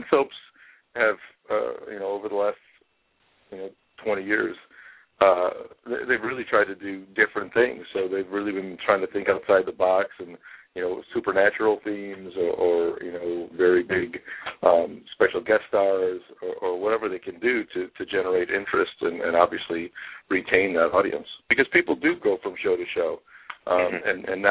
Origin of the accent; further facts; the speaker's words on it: Midwest, United States; moved away; also born or lived in California / New York; born and raised in the Midwest and had traveled very little as a child